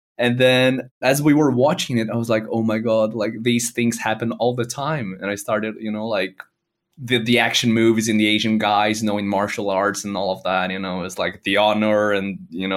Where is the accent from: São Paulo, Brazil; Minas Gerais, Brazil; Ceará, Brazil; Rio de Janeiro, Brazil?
São Paulo, Brazil; moved away as an adult; now in London, United Kingdom; I am from Brazil. I was born and raised in Brazil, São Paulo, to be more specific. I moved to London around 8 years ago